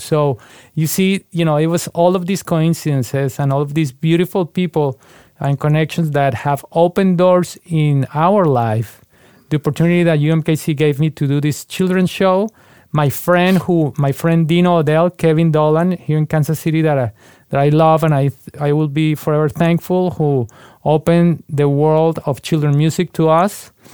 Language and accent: English; Bogotá, Colombia; moved away as an adult; now in United States; I was born in Bogotá, Colombia, and I grew up in a musical family